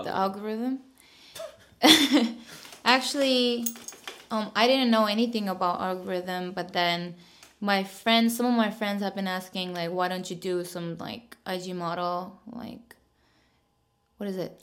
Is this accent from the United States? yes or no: no; South Korea; now in Seoul, South Korea; I'm from like very countryside, so mm-hmm. like whenever I go back to my hometown